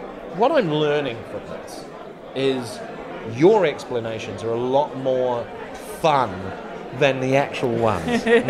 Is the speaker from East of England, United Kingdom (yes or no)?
no; Yorkshire and the Humber, United Kingdom; accent: Yorkshire; That's my Yorkshire accent.